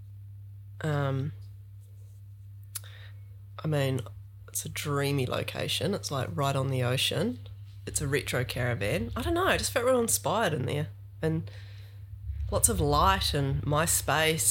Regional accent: Westport, West Coast, New Zealand; moved away; I'm from Westport on the South Island, so tiny

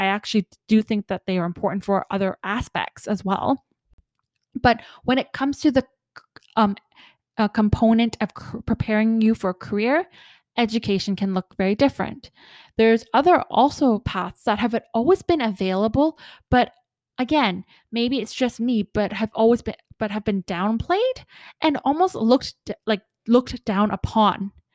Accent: Canada; I'm from Canada

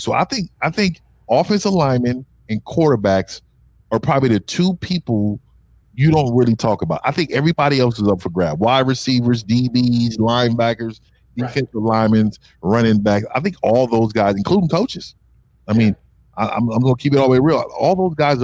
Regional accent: Bay Area, California, United States; I'm from the Bay Area

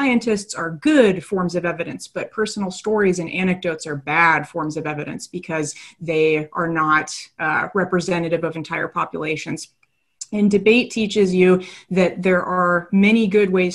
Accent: just outside the Portland area, Oregon, United States; moved away as an adult; also born or lived in Salem, Oregon / College Park, Maryland; now in Maryland, United States; I'm originally from Oregon, just right outside of the Portland area. So I'm a West Coast transplant

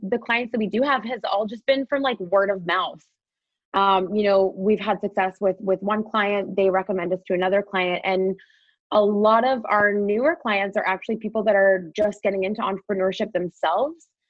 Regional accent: Wolfsburg, Ontario, Canada; my hometown of Wolfsburg

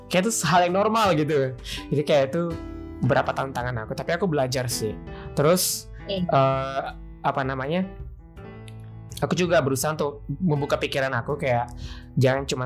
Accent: Sulawesi, Indonesia; cuman karena aku juga dari Sulawesi aku dari Sulawesi

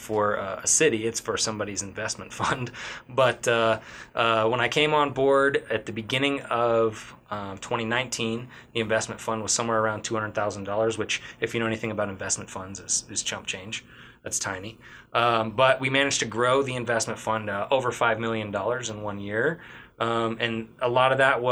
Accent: Sheridan, Wyoming, United States; also born or lived in Boston, Massachusetts / Bozeman, Montana / Denver, Colorado; I was born here in Sheridan and raised here in Sheridan. I spent most of my life here

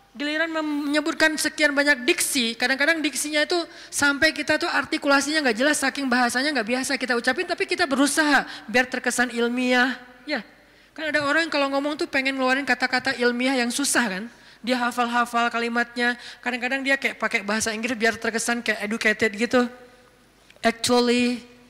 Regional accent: Aceh, Indonesia; Saya sebagai orang Aceh

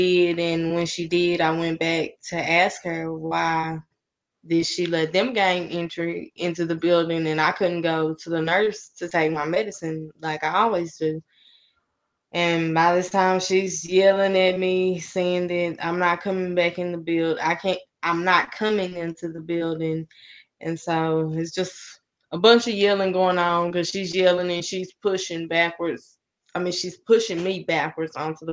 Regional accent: Paris, Texas, United States; also born or lived in Oklahoma; I'm originally from Armour, Oklahoma. We moved to Paris in 99

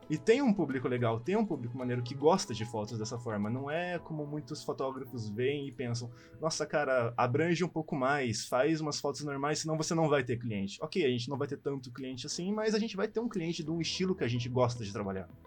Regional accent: São Paulo, Brazil; sou aqui de São Paulo, né?

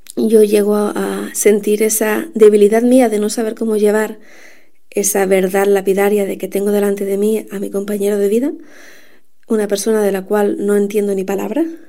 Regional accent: Canary Islands, Spain; also born or lived in Madrid; he vivido toda mi vida en Canarias, aunque nací en Madrid

